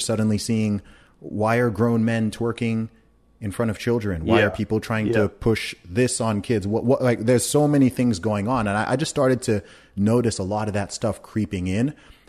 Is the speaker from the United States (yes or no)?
no; Saudi Arabia; I mean, I grew up in Saudi Arabia.